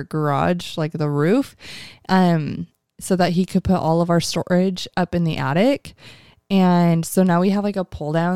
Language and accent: English; Mesa, Arizona, United States; I was born in Mesa, Arizona